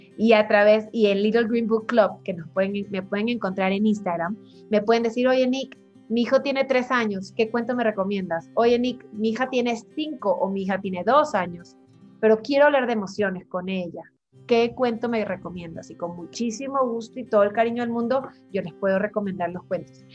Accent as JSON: {"language": "Spanish", "country": "Ecuador", "also_born_or_lived": "Buenos Aires", "moved": "yes", "said": "yo soy ecuatoriana, como tú decías, pero vivo fuera hace mucho tiempo"}